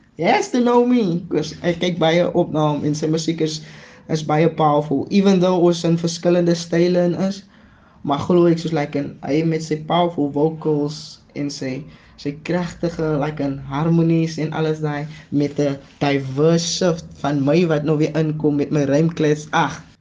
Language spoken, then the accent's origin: Afrikaans; Paarl, Western Cape, South Africa; Ek is van die Parel.